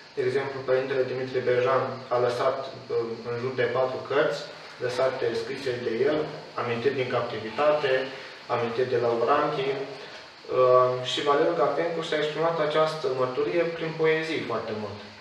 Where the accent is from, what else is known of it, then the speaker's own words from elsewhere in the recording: Hârlău, Iași County, Romania; în orașul uh, natal, de unde sunt eu, Hârlău